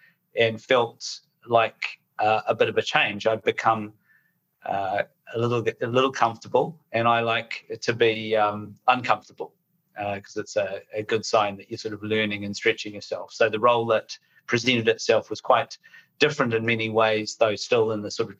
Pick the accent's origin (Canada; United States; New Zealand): New Zealand; moved away as an adult; now in United Kingdom; You can probably tell from my accent, I'm a New Zealander